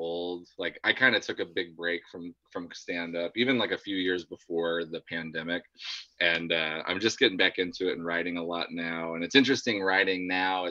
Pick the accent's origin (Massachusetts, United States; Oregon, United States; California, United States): Oregon, United States; Central; My hometown is like 30,000, but when I moved there, it was like 15,000